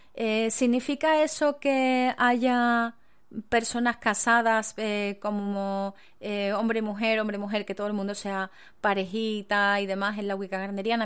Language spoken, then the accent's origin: Spanish; Spain; en mi país